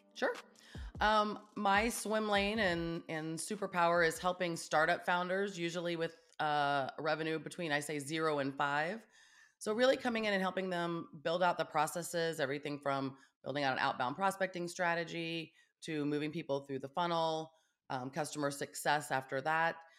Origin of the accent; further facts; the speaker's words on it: Kansas, United States; also born or lived in Russell, Kansas / Topeka, Kansas; I grew up in Kansas